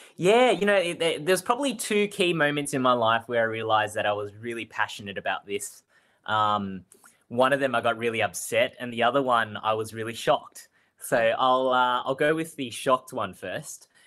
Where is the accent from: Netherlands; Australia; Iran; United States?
Australia; Melbourne, Victoria; I grew up and was born and raised in Spring Vale